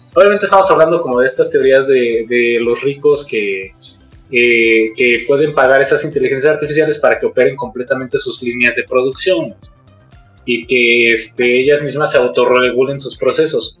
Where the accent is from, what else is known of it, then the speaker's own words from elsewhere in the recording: Mexico; Como mexicanos